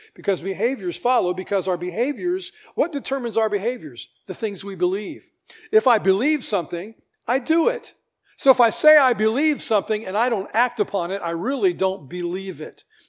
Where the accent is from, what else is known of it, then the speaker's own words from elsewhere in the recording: United States; I'm American, I'm a citizen of the world